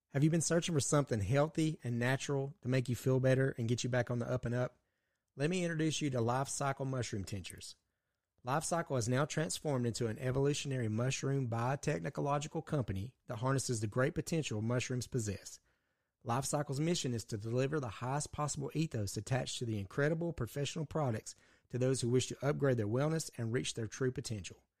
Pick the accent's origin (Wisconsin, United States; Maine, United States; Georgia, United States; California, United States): Georgia, United States; we are from Ju-, the state of, great state of Georgia